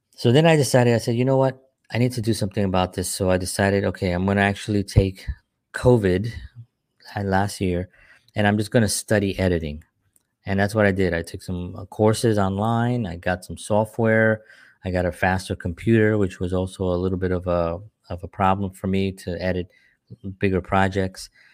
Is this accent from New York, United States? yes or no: yes; New York City, New York, United States; moved away; growing up in New York